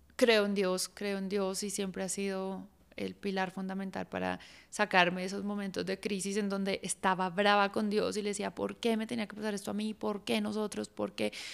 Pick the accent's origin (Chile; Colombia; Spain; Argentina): Colombia; tenemos como colombianos